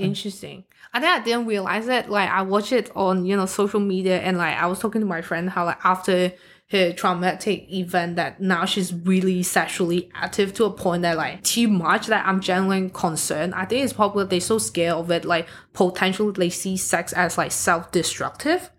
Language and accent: English; Hong Kong; now in Australia; I'm from Hong Kong